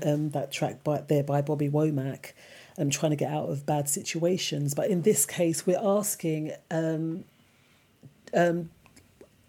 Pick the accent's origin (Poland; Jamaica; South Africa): Jamaica; But we're from Jamaica